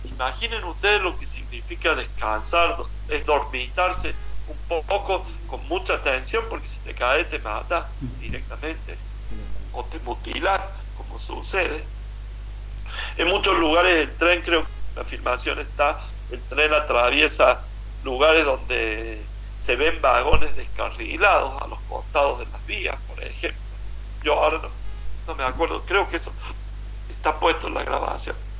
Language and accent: Spanish; Argentina